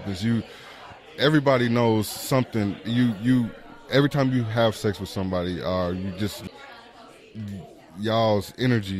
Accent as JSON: {"language": "English", "town": "Spencer", "region": "Oklahoma", "country": "United States", "tie": "born or raised there", "said": "I'm from Spencer and I grew up around them."}